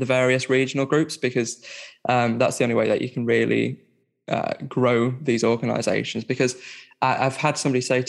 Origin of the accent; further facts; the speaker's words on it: Barnsley, Yorkshire and the Humber, United Kingdom; now in Sheffield, United Kingdom; I'm from Barnsley. I'm living in Sheffield